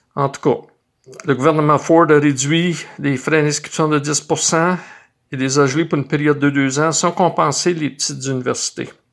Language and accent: French; Sudbury, Ontario, Canada; je suis surtout un fier moulinet qui est né et qui a grandi dans le moulin à fleurs